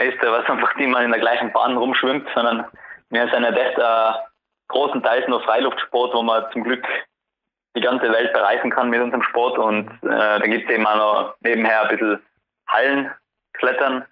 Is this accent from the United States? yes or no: no; Tyrol, Austria; bei uns in Tirol